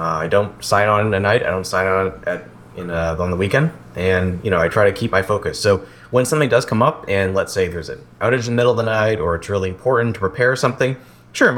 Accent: Newton, Massachusetts, United States; also born or lived in Concord, Massachusetts / Marlborough, Massachusetts; I grew up in Marlborough, Massachusetts for less than a year. Then I moved to Newton.

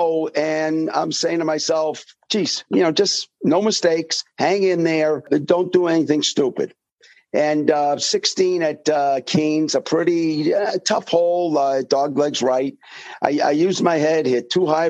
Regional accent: Manchester, New Hampshire, United States; I grew up in Manchester, right in the heart of Manchester, probably 700 yards away from Derryfield Country Club.

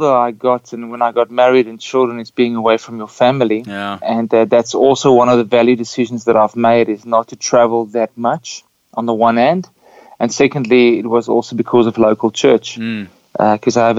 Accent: Windhoek, Khomas, Namibia; my travel started in Namibia because I was born in Windhoek.

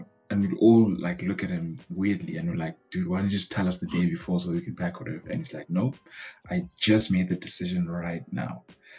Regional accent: East London, Eastern Cape, South Africa; first son to Lupolo and Amanda. …. I'm from a small town called East London.

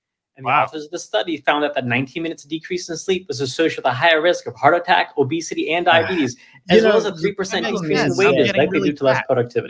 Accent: Greenville, North Carolina, United States; if you live in Greenville, North Carolina, which is my hometown

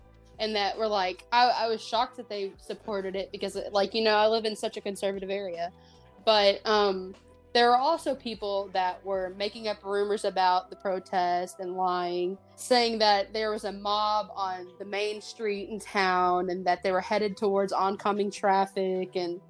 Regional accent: Ardmore, Oklahoma, United States; I'm from Ardmore, Oklahoma.

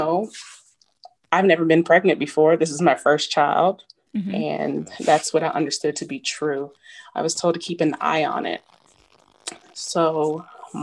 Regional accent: Wichita, Kansas, United States; moved away; I'm originally from Wichita, Kansas, joined the Army as an enlisted soldier

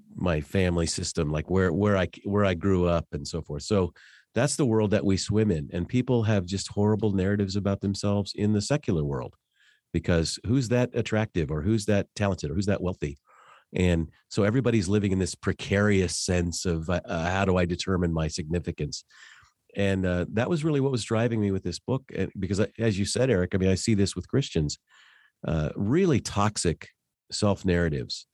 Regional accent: Denver, Colorado, United States; now in Wichita, United States; I grew up in Denver

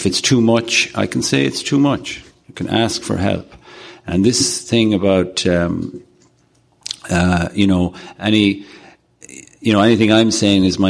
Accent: Ireland; I'm a sexaholic from Ireland

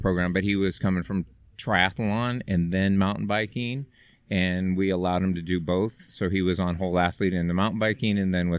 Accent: Bay Area, California, United States; I am from the Bay Area. I just raced the 55 plus. I'm a 60-year-old

